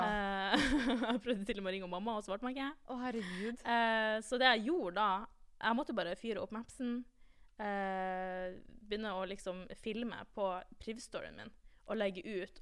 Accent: Tromsø, Troms, Norway; moved away as an adult; now in Trondheim, Norway; jeg er fra Tromsø

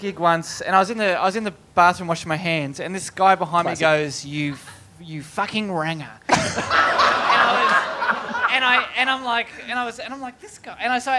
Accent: Australia; where are you from? I go, Australia.

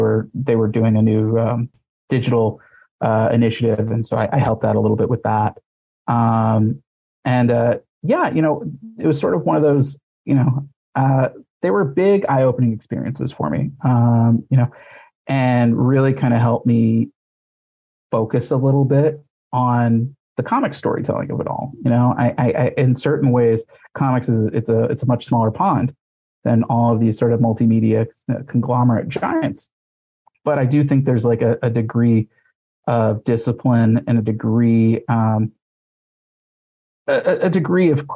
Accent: Missouri, United States; I grew up in Missouri.

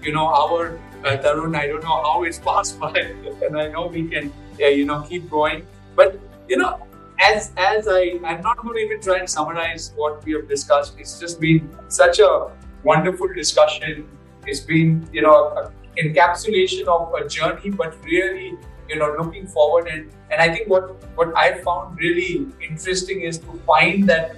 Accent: India

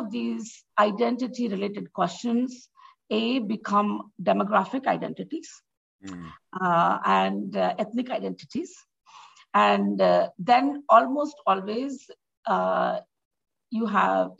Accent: India; now in United States; as an immigrant, for example, for me, I am more Indian in the US than in India

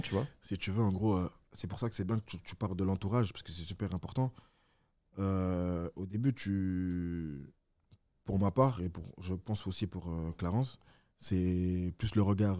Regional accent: Villefontaine, Auvergne-Rhône-Alpes, France; also born or lived in Besançon; je viens de Villefontaine, mais avant ça, je suis né à Besançon.

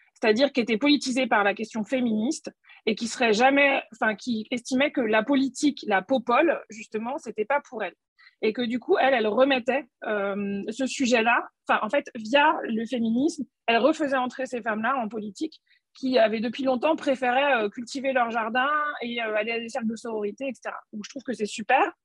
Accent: Nantes, Pays de la Loire, France; je suis nantaise

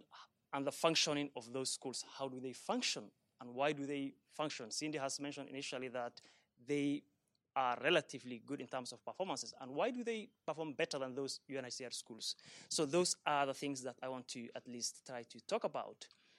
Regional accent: Dadaab, North Eastern Province, Kenya; moved away as an adult; now in Sweden; So I grew up in the Dadaab camps, where I'm doing my research now, and spent the first 20 years of my foundational years.

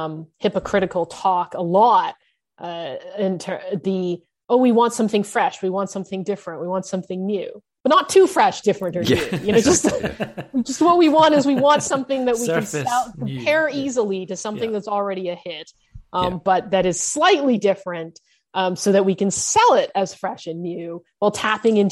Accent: Canada; I'm a second generation Asian Canadian American. I was born in Canada

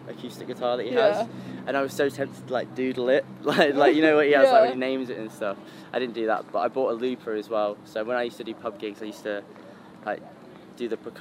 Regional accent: Blackburn, North West England, United Kingdom; also born or lived in Accrington; I was born in Lancashire, England.

